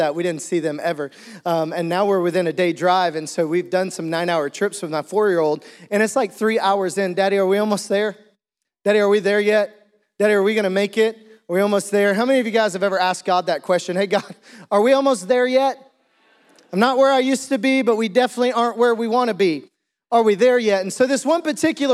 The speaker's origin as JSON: {"language": "English", "town": "Green Forest", "region": "Arkansas", "country": "United States", "tie": "born or raised there", "said": "I also grew up in a small town, Green Forest, Arkansas"}